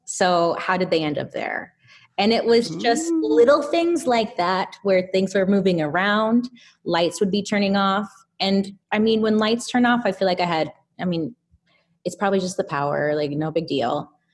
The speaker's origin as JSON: {"language": "English", "area": "Inland Empire", "region": "Southern California", "country": "United States", "tie": "born or raised there", "said": "the Inland Empire, Southern California"}